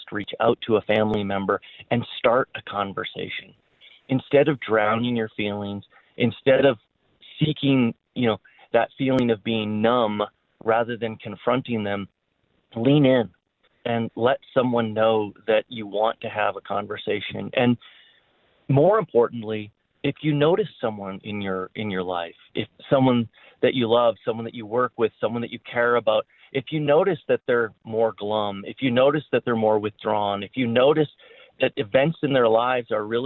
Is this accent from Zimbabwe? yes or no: no; Canada; also born or lived in Winnipeg; now in Colorado, United States; I was born in Canada